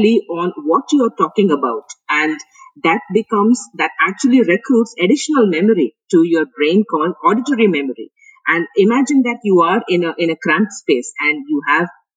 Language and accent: English; India; moved away as an adult; also born or lived in Finland / United Kingdom; being Indian